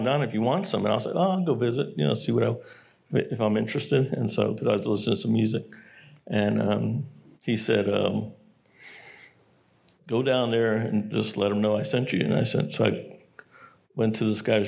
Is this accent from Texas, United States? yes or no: yes; San Antonio, Texas, United States; also born or lived in Korea; growing up in San Antonio, Texas is a military town